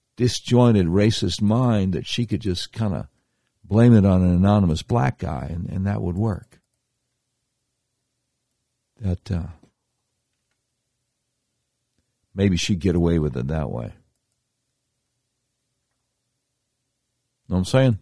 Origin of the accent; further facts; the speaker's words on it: Charlotte, North Carolina, United States; I used to do talk radio for a little while in my hometown of Charlotte, North Carolina